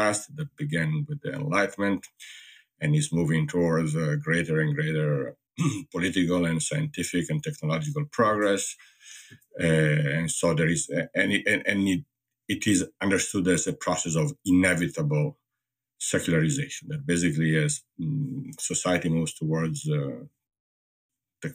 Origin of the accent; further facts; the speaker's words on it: Italy; moved away as an adult; now in United States; growing up in Italy and then living in the US